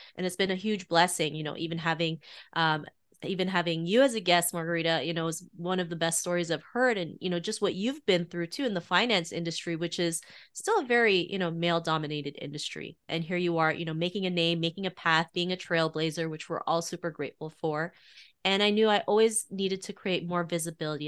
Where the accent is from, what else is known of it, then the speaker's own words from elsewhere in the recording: Toronto, Ontario, Canada; growing up in Toronto in the early nineties